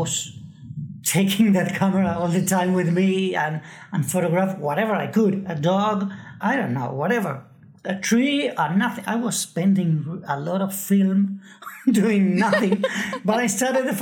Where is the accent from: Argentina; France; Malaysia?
Argentina; Buenos Aires; I grew up in Buenos Aires